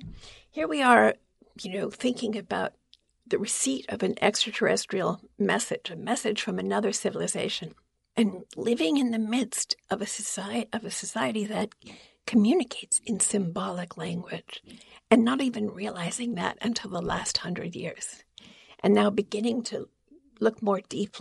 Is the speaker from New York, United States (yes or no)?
yes; New York City, New York, United States; I grew up in Queens, New York